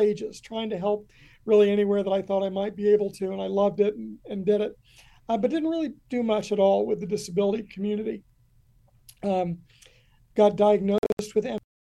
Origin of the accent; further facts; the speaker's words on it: Kentucky, United States; moved away; I grew up in a very small town. It had been a coal town, and coal had left us